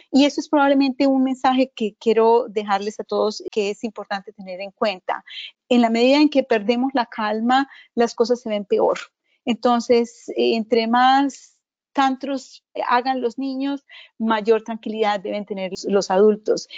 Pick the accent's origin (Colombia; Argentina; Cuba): Colombia; moved away; Soy originalmente de Colombia